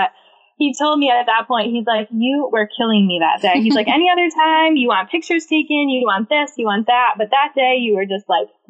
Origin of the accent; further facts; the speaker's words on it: Bloomsburg, Pennsylvania, United States; now in Moosic, United States; originally, I'm from Bloomsburg, so it's about an hour away from here.